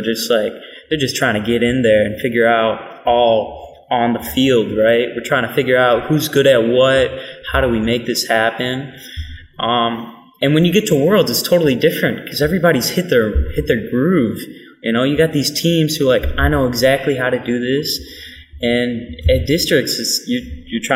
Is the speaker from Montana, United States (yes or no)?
no; Michigan, United States; we're from Michigan